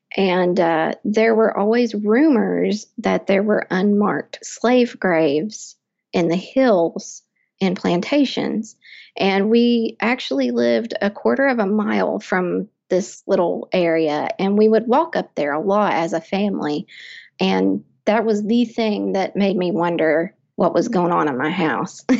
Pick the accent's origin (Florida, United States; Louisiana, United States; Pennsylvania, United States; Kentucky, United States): Kentucky, United States; Lexington; I am from Central Kentucky, Lexington